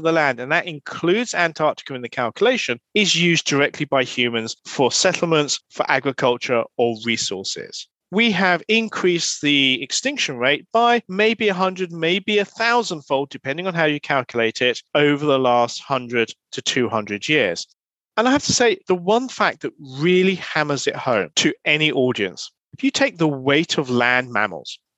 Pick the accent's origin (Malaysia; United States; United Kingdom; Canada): United Kingdom; I'm a Brit